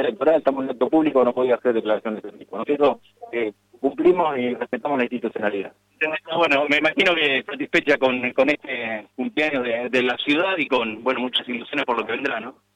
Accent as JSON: {"language": "Spanish", "country": "Argentina", "said": "como argentinos"}